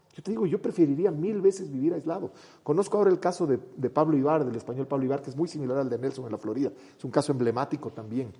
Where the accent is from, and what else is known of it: Ecuador